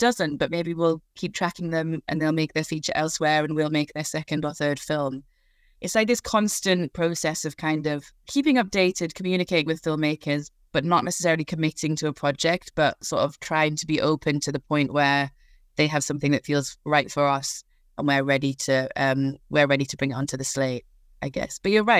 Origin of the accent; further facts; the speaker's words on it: Newcastle, North East England, United Kingdom; I'm from Newcastle, hence the sort of twang of an accent.